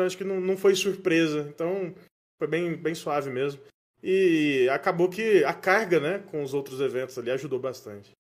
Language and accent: Portuguese; Goiás, Brazil; moved away as an adult; also born or lived in São Paulo; voltei para Goiás, né, minha terra natal